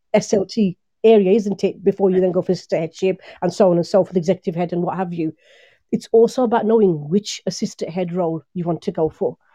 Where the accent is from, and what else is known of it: Birmingham, West Midlands, United Kingdom; born or raised there